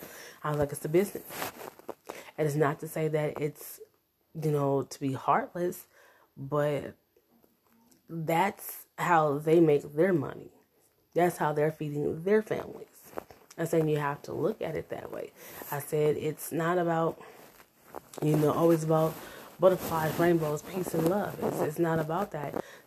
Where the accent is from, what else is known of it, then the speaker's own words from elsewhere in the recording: United States; born there; But I was born in the United States.